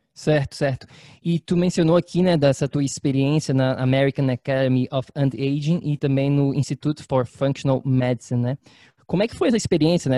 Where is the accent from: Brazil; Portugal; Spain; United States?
Brazil; Florianópolis, Santa Catarina; moved away; está em Floripa, na minha terra natal